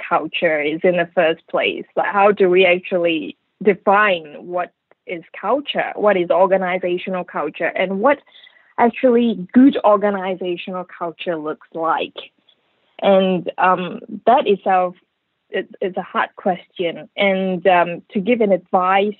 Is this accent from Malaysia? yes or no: yes; Malaysia; moved away; I come from Malaysia anyway.